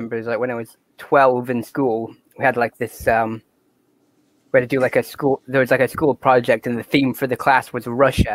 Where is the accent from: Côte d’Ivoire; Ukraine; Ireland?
Ireland; I'm from Ireland